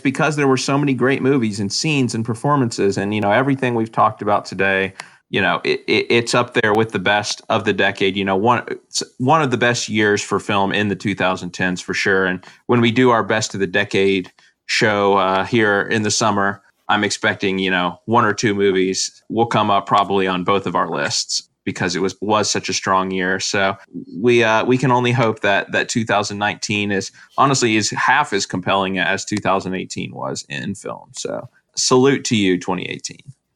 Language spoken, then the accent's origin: English; United States; our country